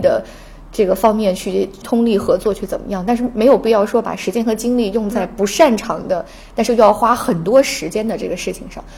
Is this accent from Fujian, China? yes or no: no; Jiangxi, China; moved away; 我是江西人